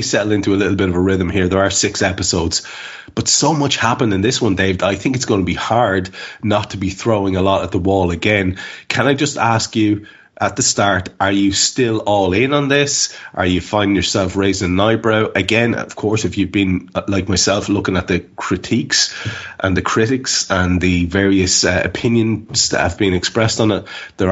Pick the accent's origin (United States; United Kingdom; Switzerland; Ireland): Ireland; we're Irish